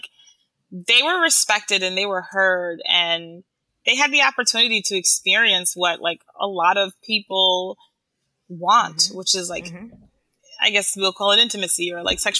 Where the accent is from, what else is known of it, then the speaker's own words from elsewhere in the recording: Haiti; now in New York, United States; I'm from Haiti